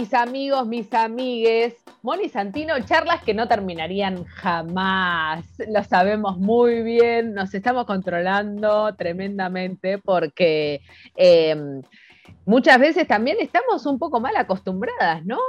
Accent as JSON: {"language": "Spanish", "country": "Argentina", "said": "como argentinos"}